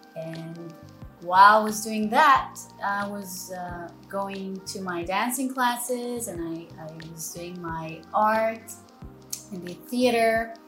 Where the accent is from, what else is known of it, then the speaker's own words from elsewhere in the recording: Tel Aviv, Tel Aviv District, Israel; English is a second language; I was born and raised in Tel Aviv.